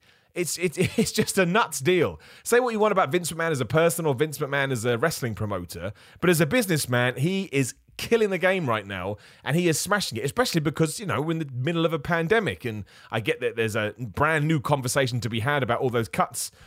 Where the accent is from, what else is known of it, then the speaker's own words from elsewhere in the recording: United Kingdom; Being a British man